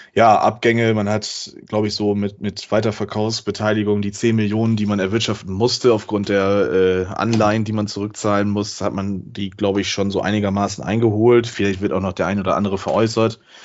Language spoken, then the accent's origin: German; Lower Saxony, Germany; als Niedersachse